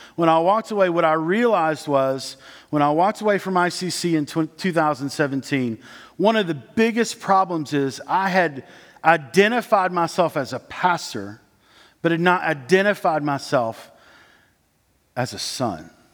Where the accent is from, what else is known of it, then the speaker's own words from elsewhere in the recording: Dandridge, Tennessee, United States; I grew up in East Tennessee. There are little cities all around East Tennessee. I was in Dandridge